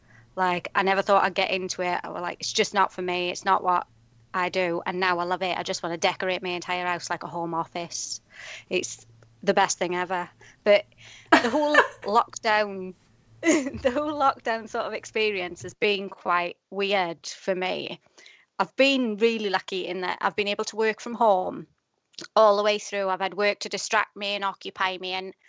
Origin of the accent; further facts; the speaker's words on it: Wales, United Kingdom; moved away as an adult; now in Doncaster, United Kingdom; I live in Doncaster, but I'm originally from South Wales. I moved here sort of 10 years ago, and I can't quite shake my accent off, although when I go home, they tell me I'm Northern.